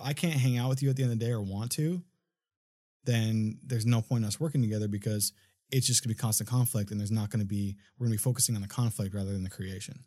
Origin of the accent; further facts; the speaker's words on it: Minnesota, United States; now in Los Angeles, United States; I'm from Minnesota originally